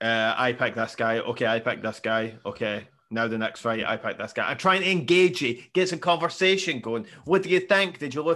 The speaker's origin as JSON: {"language": "English", "region": "Scotland", "country": "United Kingdom", "said": "I'm Scottish."}